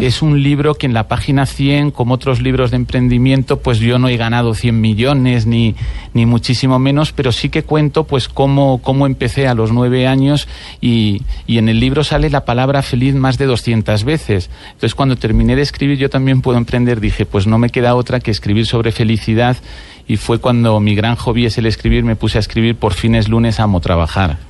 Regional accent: Spain; now in Bogotá, Colombia

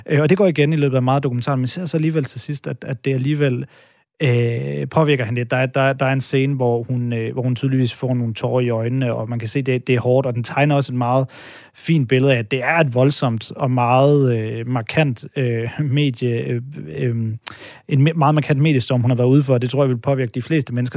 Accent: Denmark; hvid mand her, der er født og opvokset i Danmark

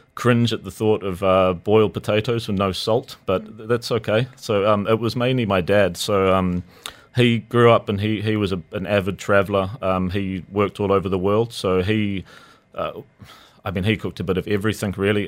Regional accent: New Zealand; moved away as an adult; now in Dubai, United Arab Emirates; growing up in New Zealand, you're quite limited with the options, especially when we were kids

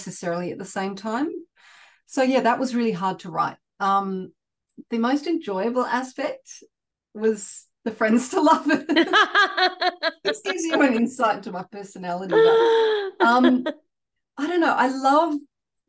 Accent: Sydney, New South Wales, Australia; I was born and raised in Sydney

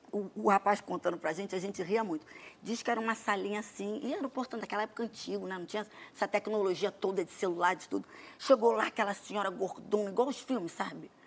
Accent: Brazil; A gente é brasileiro

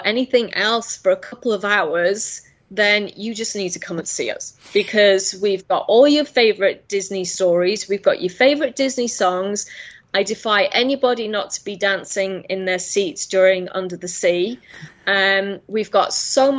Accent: England, United Kingdom; now in United Arab Emirates; I'm actually in the UAE. I'm just from the UK originally.

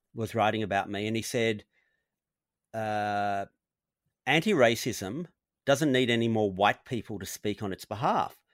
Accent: Australia; born or raised there

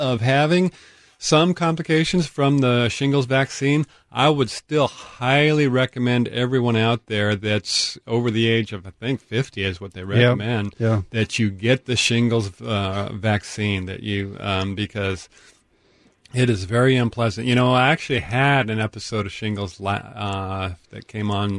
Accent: Tacoma, Washington, United States; I grew up on Vassault Street there, Nicholas, about 5 minutes or less from Point Defiance, so I know that area very well.

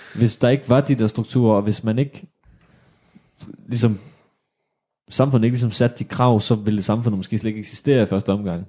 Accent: Odense, Southern Denmark, Denmark; vi er fra Odense

